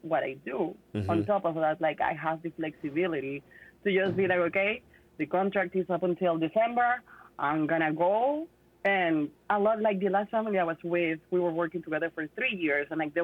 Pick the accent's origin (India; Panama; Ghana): Panama; moved away as an adult; I was born in Panama, and I moved here in 2010.